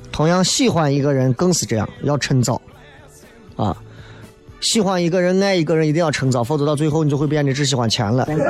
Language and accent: Chinese; Xi'an, Shaanxi, China